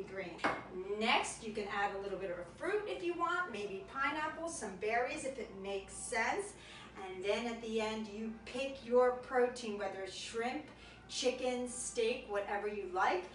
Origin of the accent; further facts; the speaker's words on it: right outside Naples, Campania, Italy; moved away; I went to my hometown right outside Naples